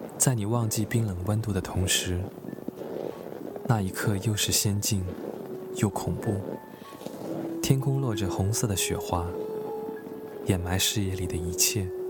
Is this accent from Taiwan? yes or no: no; Northeast China, China; moved away as an adult; 身为东北人，其实我很怕冷